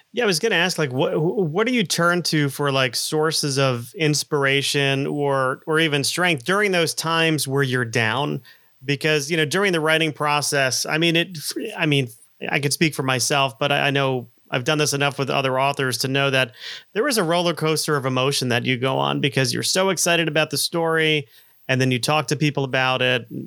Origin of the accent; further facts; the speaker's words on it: South Florida, United States; I grew up in in South Florida in um, you know, the 70s and 80s